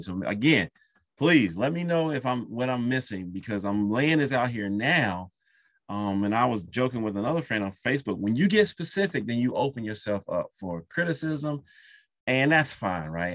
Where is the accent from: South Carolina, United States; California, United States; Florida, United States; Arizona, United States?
South Carolina, United States; I'm from South Carolina